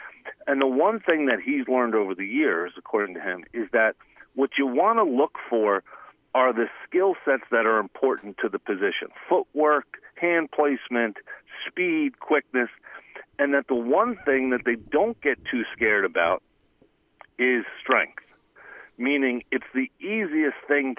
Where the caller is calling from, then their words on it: Cranford, New Jersey, United States; from Cranford